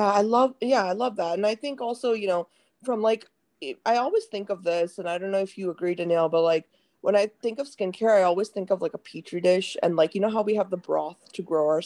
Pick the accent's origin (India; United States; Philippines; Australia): India; like in India, like I'm Indian, so like I know, like I grew up with my mom